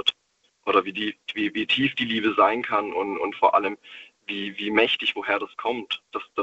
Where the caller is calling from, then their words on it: Stuttgart, Baden-Württemberg, Germany; Und zwar, ich komme aus dem Großraum Stuttgart.